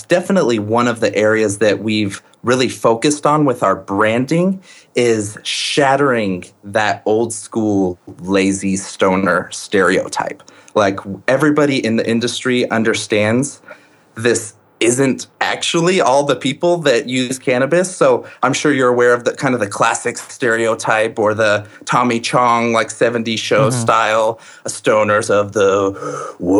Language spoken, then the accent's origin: English; Colorado, United States; I am from Colorado, born and raised